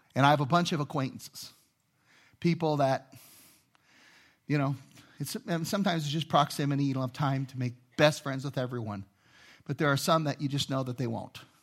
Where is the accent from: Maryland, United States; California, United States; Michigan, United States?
California, United States; Inglewood; moved away; also born or lived in Los Angeles; I grew up in Inglewood